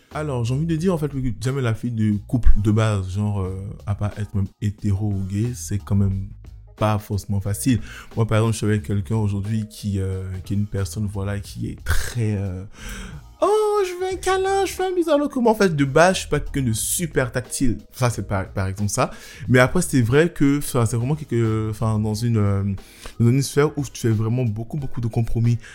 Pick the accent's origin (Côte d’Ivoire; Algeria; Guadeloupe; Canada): Côte d’Ivoire; Abidjan; also born or lived in Nantes, France; now in Paris, France; j'ai grandi en, en Côte d'Ivoire, à Abidjan